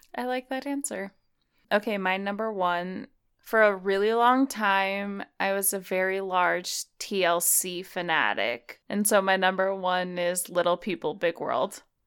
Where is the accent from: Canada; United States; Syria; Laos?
United States; Utah; we live in Utah, so, uh, it, I feel like it's affected me 'cause I grew up in Utah